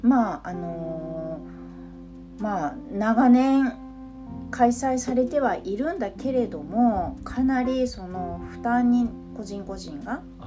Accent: Mie, Japan; now in Kyoto, Japan; 私地元の三重も

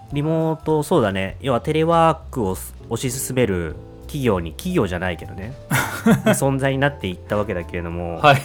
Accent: Yokohama, Kanagawa, Japan; moved away as an adult; 生まれ故郷の横浜に帰ってきた

